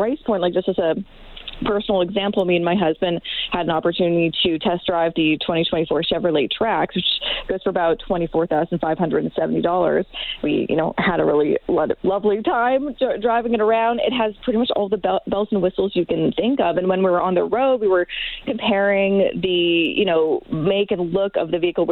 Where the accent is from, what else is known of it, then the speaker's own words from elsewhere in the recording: suburb outside of Vancouver, British Columbia, Canada; moved away; my hometown in the suburb outside of Vancouver